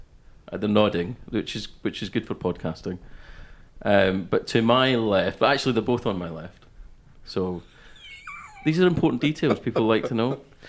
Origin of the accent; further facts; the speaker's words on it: Scotland, United Kingdom; also born or lived in Denmark / London, United Kingdom; And then I lived in London till I was 5, and then moved to the west coast of Scotland.